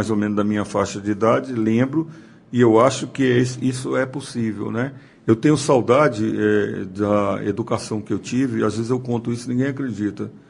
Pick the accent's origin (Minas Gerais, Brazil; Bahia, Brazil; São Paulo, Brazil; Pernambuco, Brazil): Minas Gerais, Brazil; Eu sou mineiro.